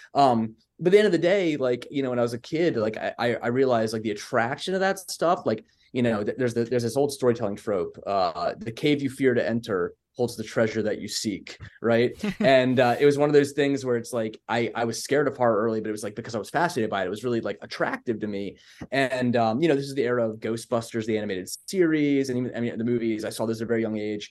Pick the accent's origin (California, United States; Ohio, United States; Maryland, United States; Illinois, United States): Maryland, United States; Baltimore; accent: Baltimore; born and raised here